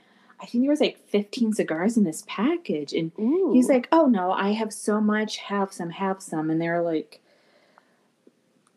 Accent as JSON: {"language": "English", "region": "British Columbia", "country": "Canada", "said": "I'm from Canada, British Columbia"}